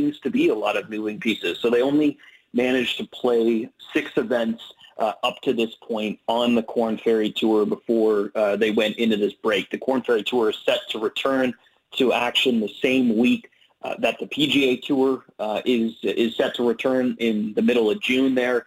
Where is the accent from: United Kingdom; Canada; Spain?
Canada; also born or lived in Ottawa, Ontario; I am Canadian and I live in Canada. I live in Ottawa, Ontario, the capital of Canada.